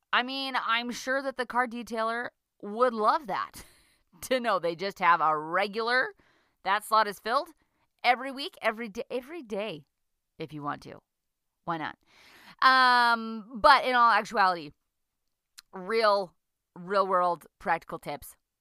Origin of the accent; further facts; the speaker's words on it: United States; now in Lethbridge, Canada; I'm an American who lives in Canada